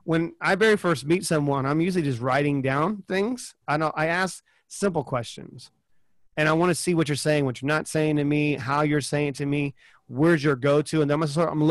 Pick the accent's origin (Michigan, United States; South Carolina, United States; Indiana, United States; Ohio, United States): South Carolina, United States; Charleston; moved away; Charleston, South Carolina, is where I'm from originally.